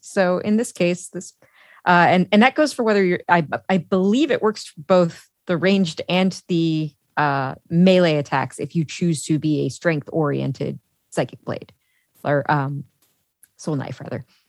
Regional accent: Chicago, Illinois, United States; I'm from Chicago

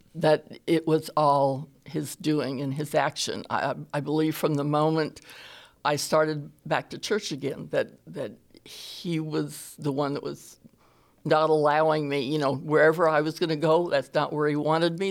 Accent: California, United States; now in Alabama, United States; I am originally from California. I got to Alabama.

